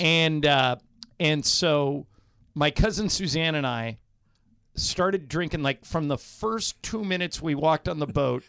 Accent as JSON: {"language": "English", "town": "Corona del Mar", "region": "California", "country": "United States", "tie": "born or raised there", "said": "I grew up on, in a beach town. I grew up in Corona Del Mar"}